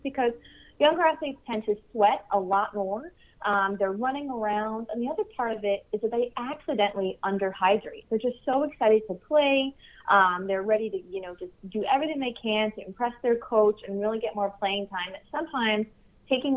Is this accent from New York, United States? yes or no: yes; New York, United States; also born or lived in Long Island, New York; I'm originally from New York